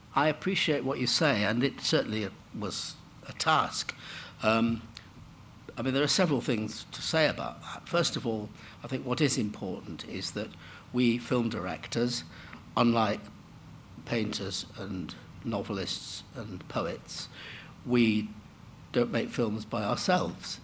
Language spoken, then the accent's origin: English; Manchester, North West England, United Kingdom; I grew up in Manchester